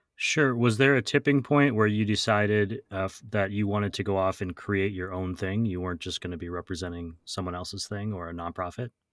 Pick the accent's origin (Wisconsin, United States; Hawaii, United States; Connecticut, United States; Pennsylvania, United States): Wisconsin, United States; Wausau; moved away; I'm recording in my hometown of Wausau, Wisconsin this week.